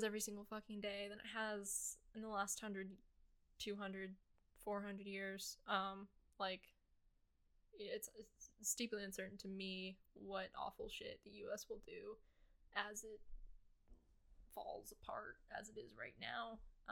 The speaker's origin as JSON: {"language": "English", "country": "United States", "tie": "born or raised there", "said": "born and raised in the United States, gonna live in the United States probably until"}